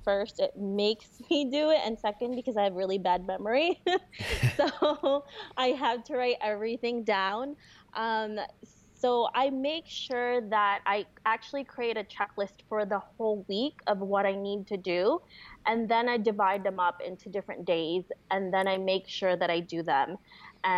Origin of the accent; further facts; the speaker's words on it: New York, United States; moved away as an adult; also born or lived in Florida; I grew up and lived in New York most of my life